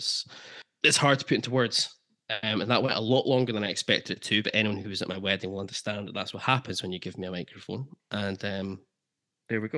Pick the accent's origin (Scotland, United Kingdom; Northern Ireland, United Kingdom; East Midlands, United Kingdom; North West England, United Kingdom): Scotland, United Kingdom; Aberdeen; I'm an Aberdeen boy, and I grew up in Aberdeen, and I stayed in Aberdeen to go to university